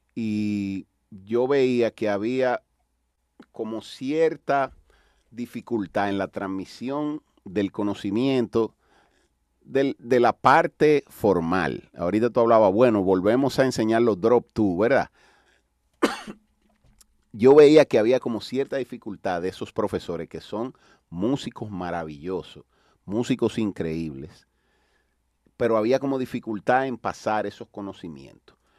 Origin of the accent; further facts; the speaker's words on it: Dominican Republic; aquí en mi país